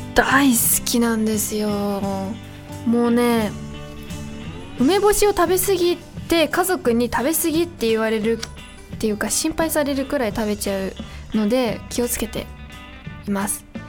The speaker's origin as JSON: {"language": "Japanese", "town": "Niiza", "region": "Saitama", "country": "Japan", "tie": "born or raised there", "said": "地元埼玉県新座市"}